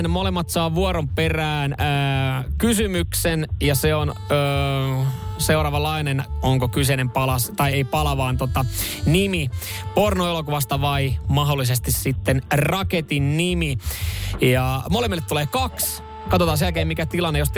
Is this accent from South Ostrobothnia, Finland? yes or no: yes; South Ostrobothnia, Finland; mä oon Etelä-Pohjanmaalta, mutta no. töissä on nyt tää varsinaa suomessa päin vaan